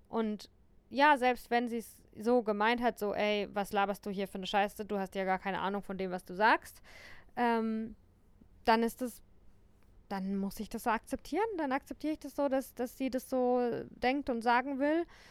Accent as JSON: {"language": "German", "country": "Germany", "tie": "born or raised there", "said": "der Ort, an dem ich aufgewachsen bin ähm, und ja, vielleicht sogar auch Deutschland."}